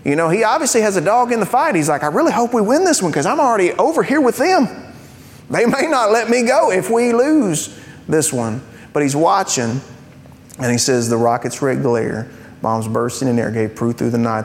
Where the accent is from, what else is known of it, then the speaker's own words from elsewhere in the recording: United States; I'm a Christian who is an American